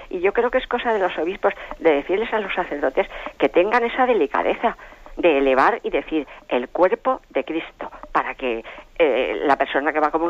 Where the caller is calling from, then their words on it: Madrid, Community of Madrid, Spain; de Madrid.